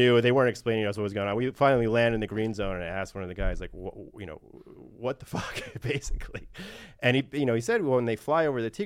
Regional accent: New York, United States; also born or lived in Washington, D.C.; I'm from New York

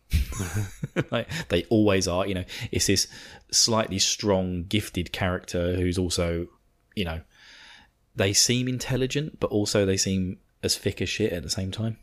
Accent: United Kingdom; I'm British

